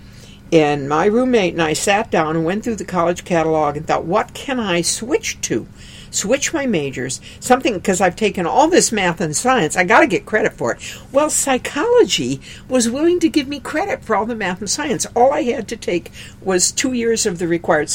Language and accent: English; Aberdeen, South Dakota, United States; I grew up in Aberdeen, South Dakota